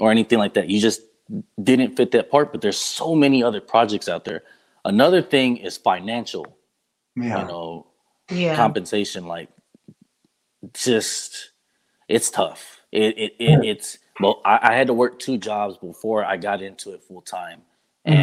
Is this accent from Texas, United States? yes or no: yes; Lubbock, Texas, United States; I grew up in Lubbock, Texas